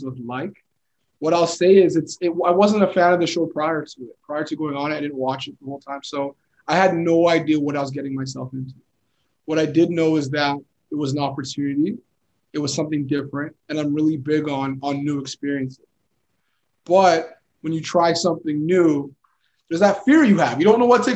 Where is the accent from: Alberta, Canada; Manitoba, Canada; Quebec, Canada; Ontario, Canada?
Ontario, Canada; Toronto; also born or lived in Montreal / Sudbury / Edmonton; grew up most of my life in Toronto